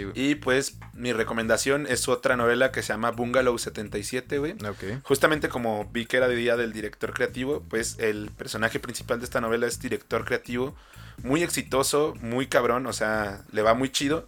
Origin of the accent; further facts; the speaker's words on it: Michoacán, Mexico; en Michoacán lo conocemos como basolote